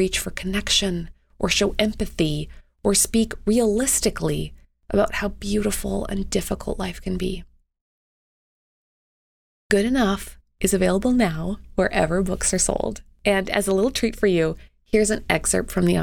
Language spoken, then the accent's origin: English; Canada; as a Canadian